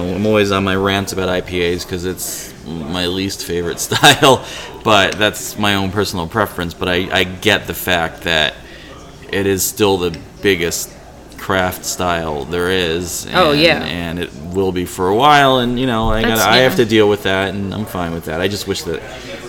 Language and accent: English; New England, United States; I'm from New England